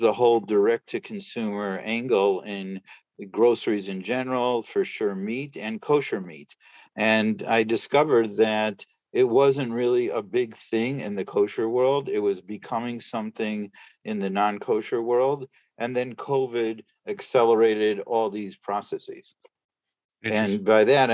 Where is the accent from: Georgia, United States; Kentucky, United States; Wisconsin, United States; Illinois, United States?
Illinois, United States; Chicago; moved away as an adult; also born or lived in Brussels; now in New York, United States; I'm actually from Chicago